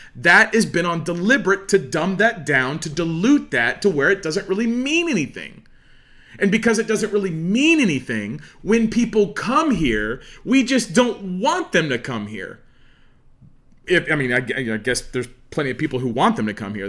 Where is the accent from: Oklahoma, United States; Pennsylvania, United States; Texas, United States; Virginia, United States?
Oklahoma, United States; Oologah; I'm, you know, from Ulaga